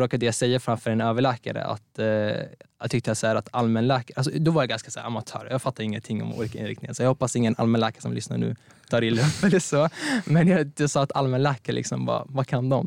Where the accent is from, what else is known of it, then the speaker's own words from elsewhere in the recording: Strängnäs, Södermanland, Sweden; moved away as an adult; now in Örebro, Sweden; jag kommer egentligen från Strängnäs